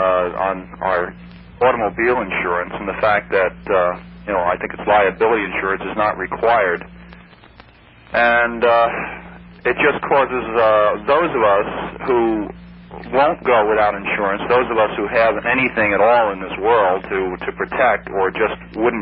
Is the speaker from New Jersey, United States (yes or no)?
yes; New Jersey, United States; also born or lived in New York; now in Florida, United States; Well, I grew up in the New Jersey, New York area.